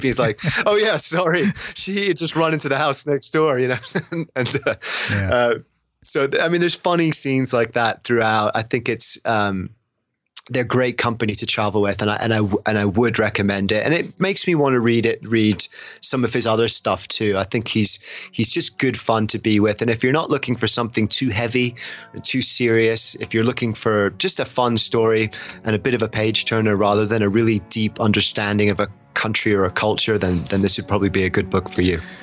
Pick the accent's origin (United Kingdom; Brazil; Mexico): United Kingdom; England; as someone from england